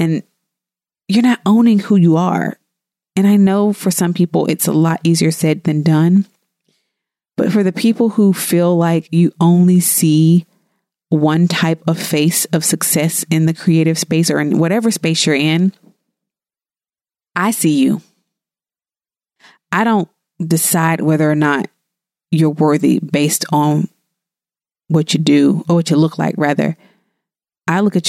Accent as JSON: {"language": "English", "region": "the South", "country": "United States", "said": "I'm from the South"}